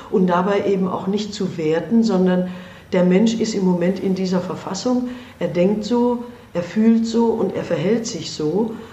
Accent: India; moved away; Und der ist einfach gewachsen auch äh, durch das, was ich in meinem Heimatland erlebt habe. Und da konnte ich ihm nur sagen, wenn ich in Indien therapiert hätte, dann hätte ich nur so therapiert wie Sie.

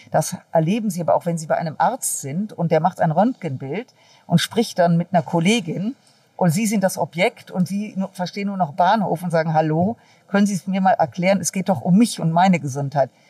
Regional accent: North Rhine-Westphalia, Germany; Ja, jetzt komme ich aus dem Rheinland und äh, da ist das mit Sicherheit ausgeprägter als in anderen Regionen Deutschlands.

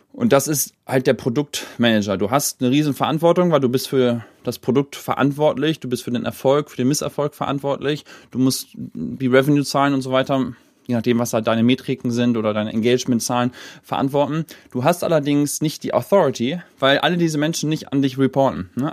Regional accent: Hamburg, Germany; moved away; also born or lived in Silicon Valley; bin dann halt nach Hamburg gezogen, zurück sozusagen in meine meine Heimat des Herzens Geburtsstadt

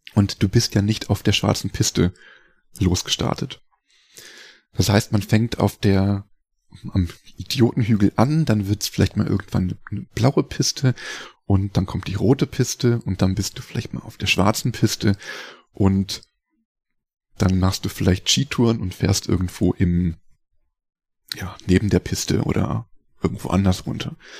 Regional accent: Hildesheim, Lower Saxony, Germany; moved away as an adult; also born or lived in Rosenheim; ich bin in Hildesheim aufgewachsen äh, also Ecke Hannover Niedersachsen

